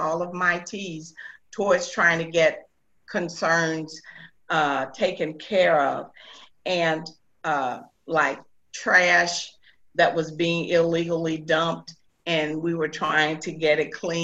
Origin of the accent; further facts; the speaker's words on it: St. Louis, Missouri, United States; I was born and raised here in St. Louis, Missouri